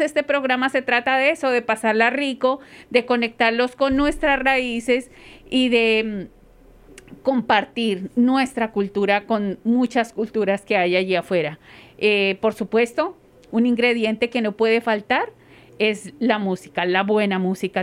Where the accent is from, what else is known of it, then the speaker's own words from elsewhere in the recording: Colombia; moved away; yo soy de Colombia, muy orgullosamente colombiana